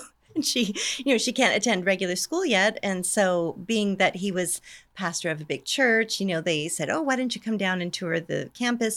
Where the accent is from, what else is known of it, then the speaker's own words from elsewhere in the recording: Canada; moved away as an adult; also born or lived in Bakersfield, California, United States; now in Scotland, United Kingdom; I'm originally from Canada, so, um, but I moved to Bakersfield when I was eighteen